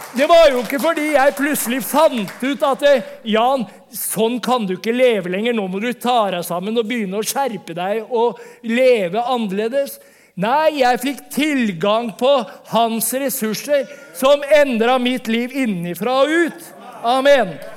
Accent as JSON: {"language": "Norwegian", "region": "Vestfold", "country": "Norway", "accent": "Vestfold Norwegian", "said": "som Vestfold-norsk, Jeg kommer fra Vestfold."}